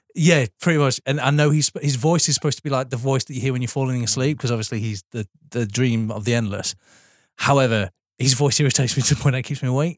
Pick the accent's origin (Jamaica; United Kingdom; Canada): United Kingdom; Sheffield, Yorkshire and the Humber; now I'm from Sheffield